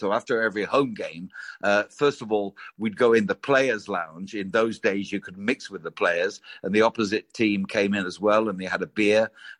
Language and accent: English; Blackpool, North West England, United Kingdom; moved away as an adult; also born or lived in Germany / Wales / Swansea / Bournemouth; now in Austria; my hometown of Blackpool. I left Blackpool when I was about 18 and went to work in Germany for the American forces, then went back to the UK and ended up in Wales